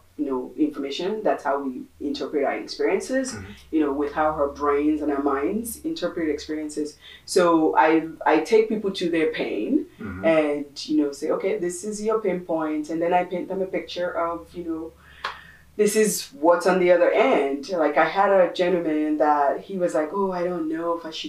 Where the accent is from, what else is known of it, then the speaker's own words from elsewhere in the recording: Nigeria; moved away; We're originally from Nigeria